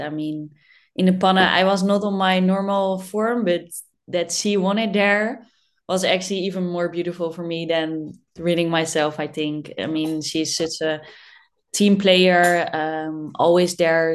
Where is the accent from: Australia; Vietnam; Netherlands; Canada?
Netherlands; I born in the Netherlands and that I'm in Dutchie